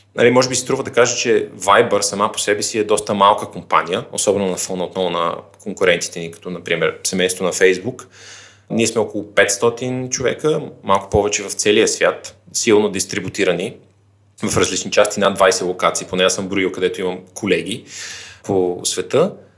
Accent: Vratsa, Vratsa Province, Bulgaria; moved away as an adult; also born or lived in Sofia; Аз родно съм от Враца, където съм и завършил средното си образование

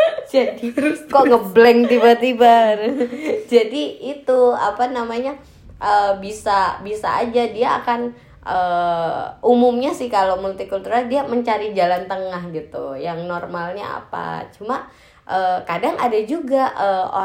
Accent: Nunukan, North Kalimantan, Indonesia; tapi saya besarnya itu di Nunukan Nunukan tuh Kalimantan

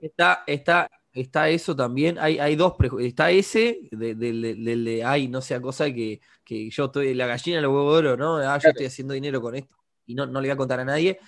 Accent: Uruguay

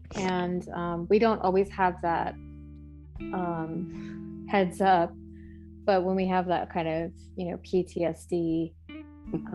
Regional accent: East Coast, United States; moved away as an adult; now in California, United States; I'm from the East Coast and we've only lived out here in California for three years

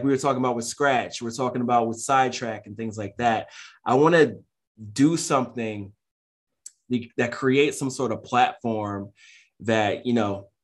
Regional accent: Philadelphia, Pennsylvania, United States; I'm from North Philly. I spent like the first half of my life there

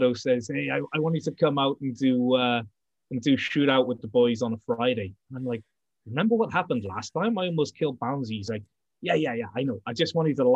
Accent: Cardiff, Wales, United Kingdom; Cardiff born and bred

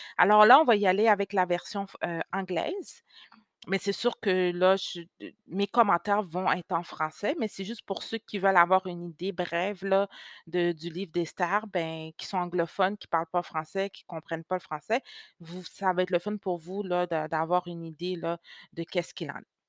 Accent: Quebec, Canada; first language French; also born or lived in Haiti (ancestry); Je suis née au Québec, mais d'origine haïtienne.

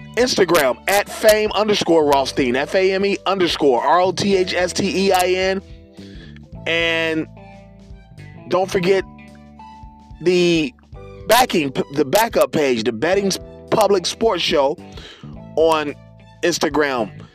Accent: Cincinnati, Ohio, United States; my hometown Republic of Cincinnati Bengals

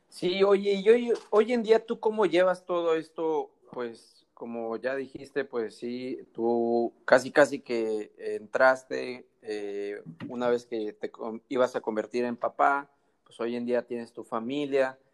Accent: Mexico; los que somos de México

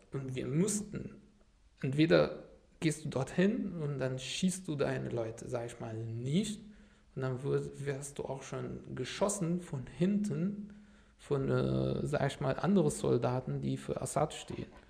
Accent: Damascus, Damascus Governorate, Syria; first language Arabic; German is a second language; moved away as an adult; now in Germany; bei meinen Eltern in Damaskus, wo ich herkomme

